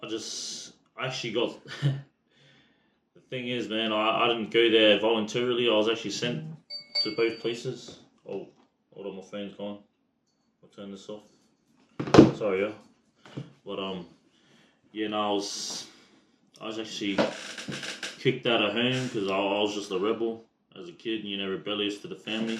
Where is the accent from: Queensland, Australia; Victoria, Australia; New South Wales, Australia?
Queensland, Australia; Brisbane; Australian born, Brisbane district